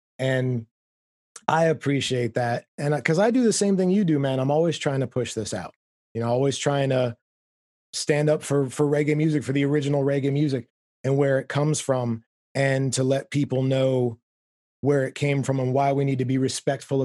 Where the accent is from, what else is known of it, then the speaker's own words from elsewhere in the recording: South Florida, United States; moved away as an adult; also born or lived in outside Philadelphia, Pennsylvania; Then I moved to Florida.